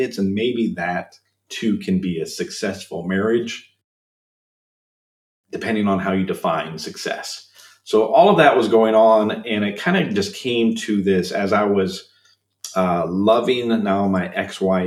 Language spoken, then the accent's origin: English; Illinois, United States; moved away as an adult; now in Minnesota, United States; I'm originally from Illinois. I moved to Minnesota.